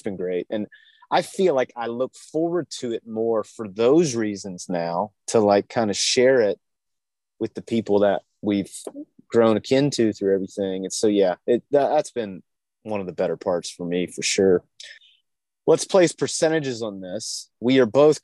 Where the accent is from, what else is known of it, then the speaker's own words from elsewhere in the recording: Virginia, United States; growing up in Virginia